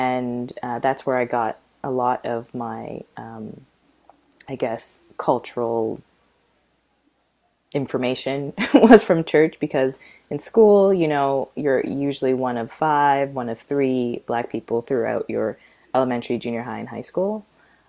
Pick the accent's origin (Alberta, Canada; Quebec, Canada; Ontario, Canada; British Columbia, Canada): Alberta, Canada; Calgary; But growing up in Calgary was I don't, oh gosh, it's so hard to, I don't even know how to put it into words.